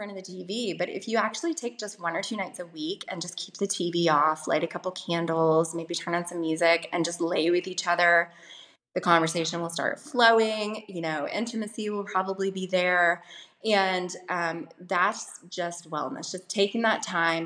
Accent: the Bible Belt, United States; I grew up in the Bible Belt in the States

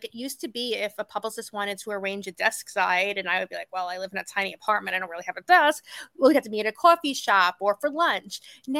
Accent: New York City, New York, United States; growing up in New York City

